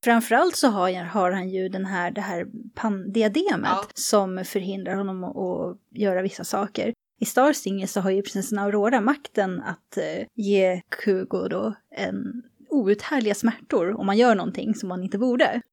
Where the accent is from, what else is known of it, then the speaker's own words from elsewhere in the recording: Sweden; accent: Swedish; min svenska accent